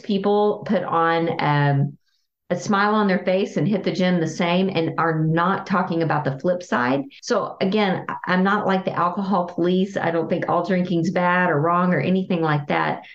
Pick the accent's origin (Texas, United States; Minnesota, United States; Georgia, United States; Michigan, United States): Texas, United States; I'm a Texan